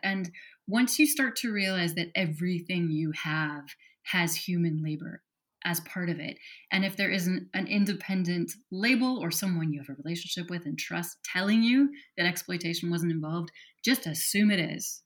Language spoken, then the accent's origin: English; Wyoming, United States; I grew up in Wyoming, and as a 17 year old